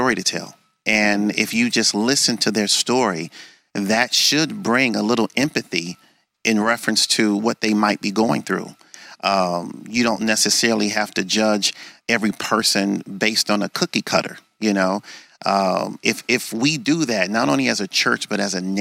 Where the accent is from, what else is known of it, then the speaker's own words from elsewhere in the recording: Detroit, Michigan, United States; growing up in the Detroit public school system